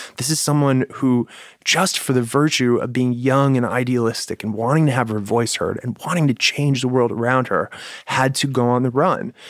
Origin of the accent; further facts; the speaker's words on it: United States; As an American